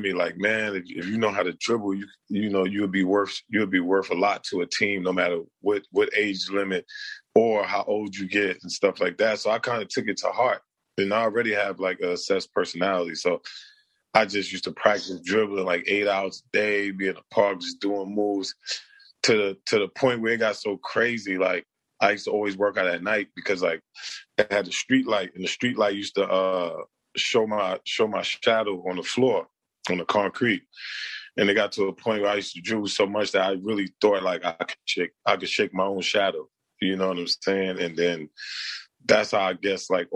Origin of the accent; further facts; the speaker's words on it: New York City, New York, United States; I was born in Brooklyn. So, you know, growing up in Brooklyn, you just fight and you just get in trouble